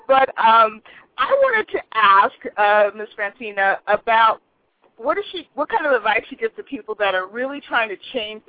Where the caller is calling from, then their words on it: Rancho Cucamonga, California, United States; I'm calling from Rancho Cucamonga, California.